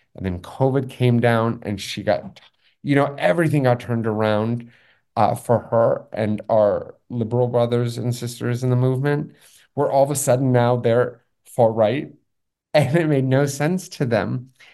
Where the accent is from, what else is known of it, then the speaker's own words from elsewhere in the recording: Los Angeles, California, United States; also born or lived in Taipei; I'm also from Los Angeles